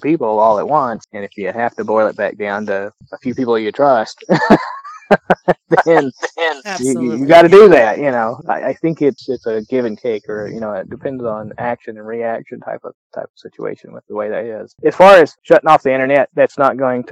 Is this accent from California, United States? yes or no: no; Kentucky, United States; I grew up on bluegrass. I grew up in Kentucky